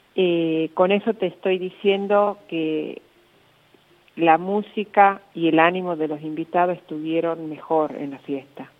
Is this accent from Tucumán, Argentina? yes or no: yes; Lules, Tucumán, Argentina; now in Rosario, Argentina; soy tucumana, del Tucumán profundo. Soy de Lules y vivo en Rosario